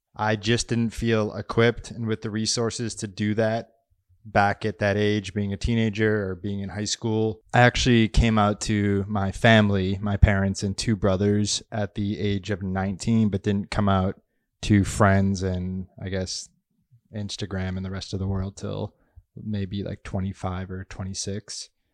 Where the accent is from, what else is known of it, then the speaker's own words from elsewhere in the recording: Massachusetts, United States; moved away as an adult; now in Los Angeles, United States; my hometown area in Massachusetts